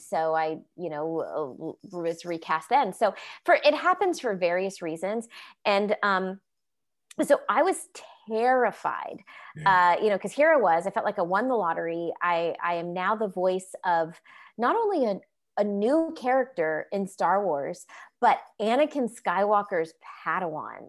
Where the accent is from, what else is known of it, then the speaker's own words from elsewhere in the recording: Orlando, Florida, United States; moved away as an adult; also born or lived in Los Angeles; growing up in Orlando, Florida